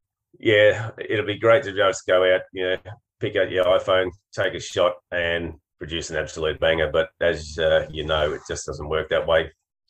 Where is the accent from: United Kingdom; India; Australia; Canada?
Australia; Queensland; I'm a Queenslander.